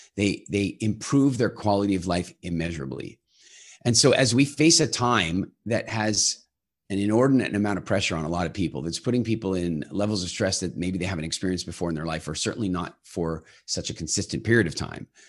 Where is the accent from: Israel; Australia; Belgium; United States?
United States; now in Halifax, Canada; I come from America